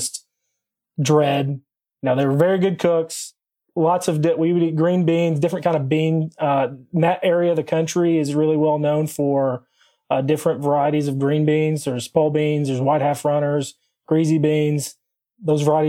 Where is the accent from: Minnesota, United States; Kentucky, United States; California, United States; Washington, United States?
Kentucky, United States; Corbin; So I was born and raised in Southeastern Kentucky, really close to the Tennessee, Virginia, like tri-state area there, a small town called Corbin